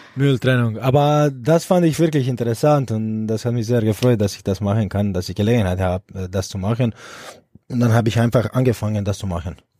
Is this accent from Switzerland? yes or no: no; Split, Split-Dalmatia County, Croatia; German is a second language; moved away as an adult; now in Erlangen, Germany; ich bin in Split groß geworden und aufgewachsen.